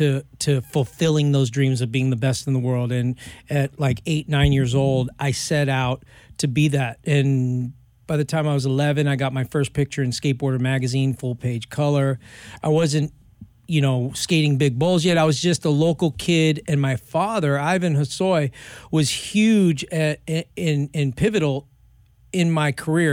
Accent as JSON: {"language": "English", "town": "Los Angeles", "region": "California", "country": "United States", "tie": "born or raised there", "said": "So I grew up here in Hollywood, LA, Venice Beach."}